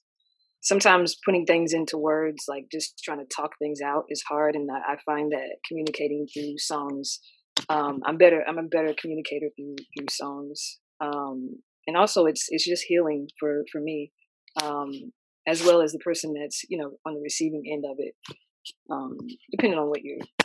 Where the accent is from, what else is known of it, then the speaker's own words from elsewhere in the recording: Indiana, United States; moved away as an adult; also born or lived in New York; now in Atlanta, United States; I'm originally from Indiana, but I'm currently in Atlanta right now.